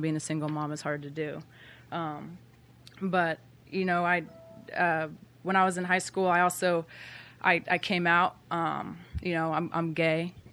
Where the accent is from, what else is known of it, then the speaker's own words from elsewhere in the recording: Bremerton, Washington, United States; I grew up in Bremerton, Washington